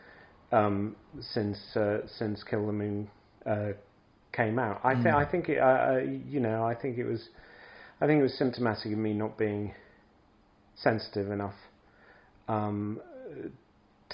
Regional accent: England, United Kingdom; moved away as an adult; now in Scandinavia; I grew up in England, and I lived now a long time in Scandinavia

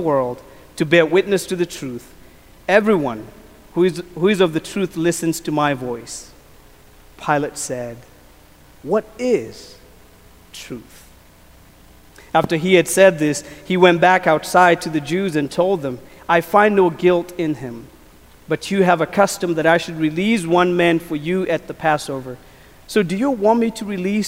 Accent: Kenya; moved away; As a kid, I grew up in Kenya, and I was a shepherd boy

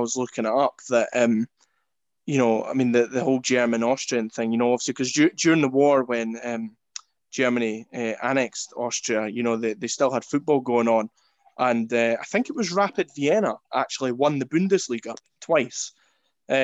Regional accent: Scotland, United Kingdom; as a Scotsman and a Scottish football fan

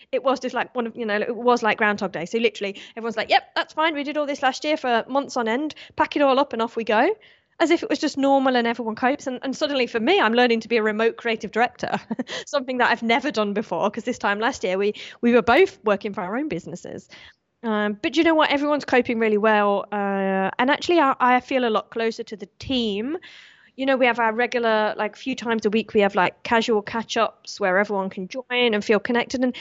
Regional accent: Australia; this is where I kind of want to turn on my citizenship and say I'm British instead of Australian

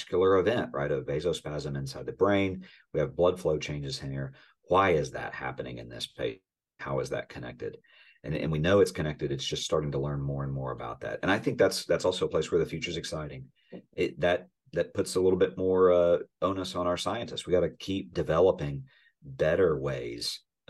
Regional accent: the South, Southern United States, United States; I'm a Southerner

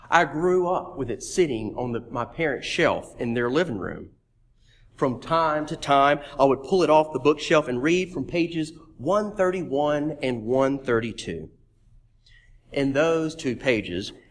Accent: Meridian, Mississippi, United States; Meridian, Mississippi, my hometown.

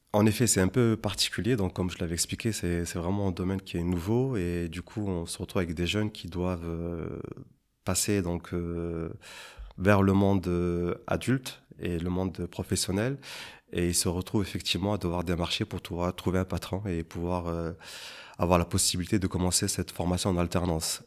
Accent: Avignon, Provence-Alpes-Côte d'Azur, France; moved away as an adult; now in Luxembourg; je suis originaire en fait d'Avignon, qui se situe pas loin de Marseille

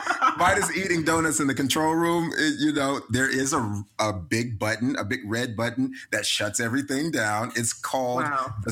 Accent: the South, United States; I'm from the South, as Jennifer mentioned.

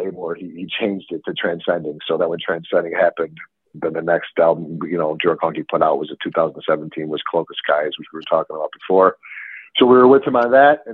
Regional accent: Chicago, Illinois, United States; I'm from Chicago

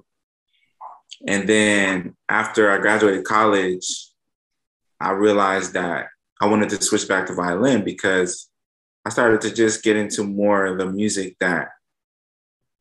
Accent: Maryland, United States; I'm from Maryland

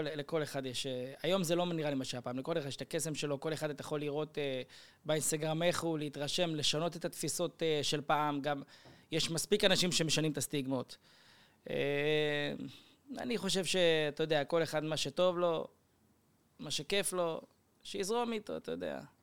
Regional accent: Kiryat Gat, Southern District, Israel; moved away; אצלנו היו בקריית גת

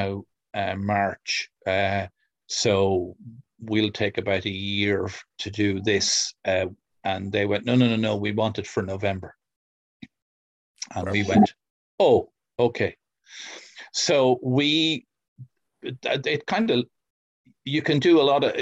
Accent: Kildare, Leinster, Ireland; Kildare, my hometown

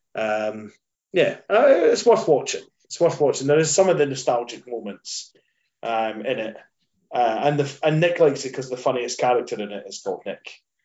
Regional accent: Scotland, United Kingdom; when I was growing up, I'm Scottish

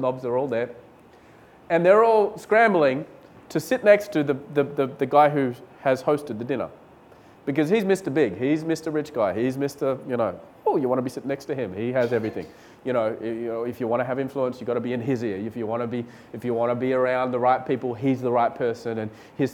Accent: Australia; moved away as an adult; now in India; I was from Australia.

